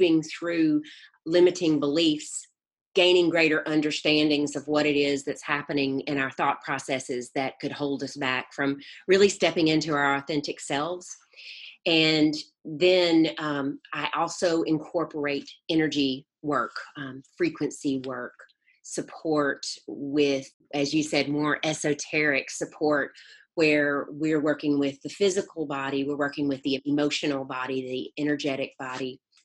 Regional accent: North Mississippi, United States; moved away as an adult; also born or lived in South Florida / California; now in Atlanta, United States; I was born and raised in Mississippi. I haven't lived in Mississippi since I was 18 years old

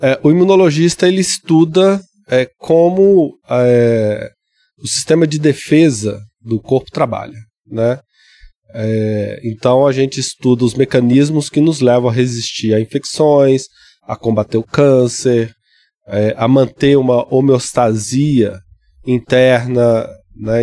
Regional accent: Ouro Preto, Minas Gerais, Brazil; eu, cresci em Cachoeira do Campo, que é interior é, de Ouro Preto

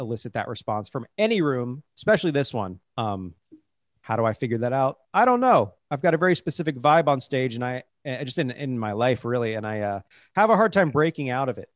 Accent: Cincinnati, Ohio, United States; moved away; I was from Cincinnati.

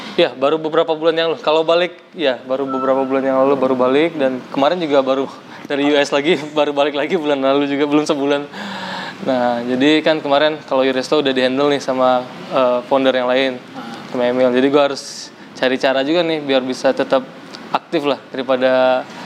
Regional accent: Riau, Indonesia; also born or lived in West Sumatra / Padang; gue orang Padang uh, lahir di Sumatera Barat tapi besar di Riau

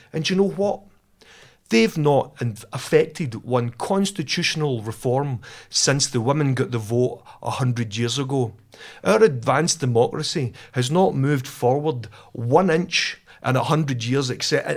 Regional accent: Rutherglen, Scotland, United Kingdom; I was brought up in Glasgow, in Rutherglen, uh, in a family that was half Catholic, half Protestant

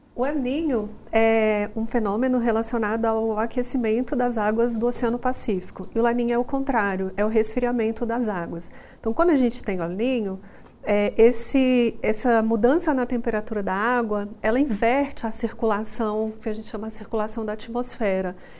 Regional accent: Brasília, Federal District, Brazil; now in Goiânia, Brazil; eu sou de Brasília

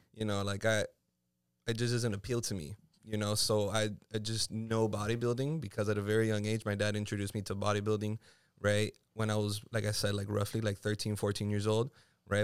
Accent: Miami, Florida, United States; also born or lived in Puerto Rico; I'm from here. I was born and raised in the three oh five

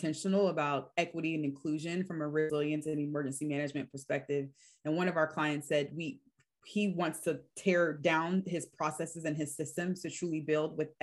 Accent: Virginia Beach, Virginia, United States; I grew up in Virginia Beach

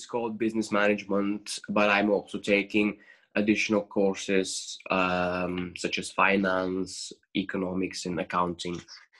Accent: Bulgaria; moved away as an adult; now in Aberdeen, United Kingdom; And obviously, I'm coming from Bulgaria

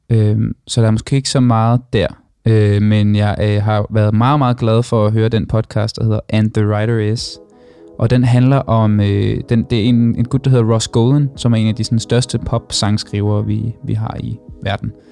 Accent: Copenhagen, Capital Region of Denmark, Denmark; Jeg er en dårlig københavner

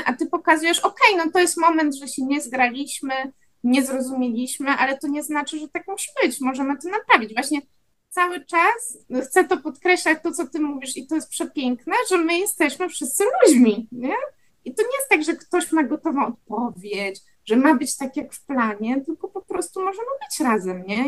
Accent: Wrocław, Lower Silesian Voivodeship, Poland; obie jesteśmy z Wrocławia

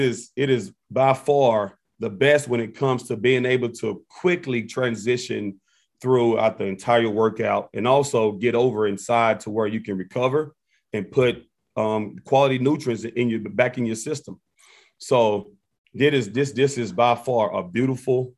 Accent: Memphis, Tennessee, United States; moved away as an adult; now in Champaign, United States; my hometown, Memphis, Tennessee

